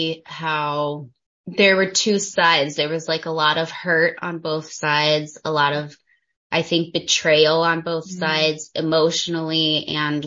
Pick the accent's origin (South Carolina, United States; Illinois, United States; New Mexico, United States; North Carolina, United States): New Mexico, United States; moved away as an adult; also born or lived in China; now in Liechtenstein; I was born and raised in New Mexico, USA